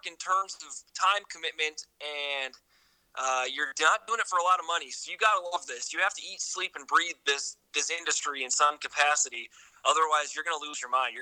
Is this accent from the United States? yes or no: yes; Hinckley, Minnesota, United States; moved away as an adult; also born or lived in Bismarck, North Dakota / Duluth, Minnesota; now in Madison, United States; My parents, in my hometown, we mainly get the Twin Cities news stations